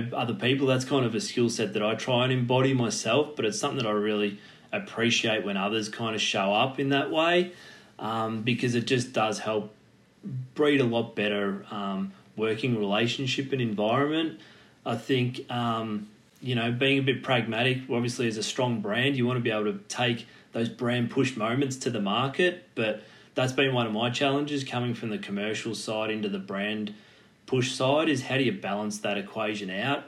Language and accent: English; Torquay, Victoria, Australia; growing up in Torquay back down on the Surf Coast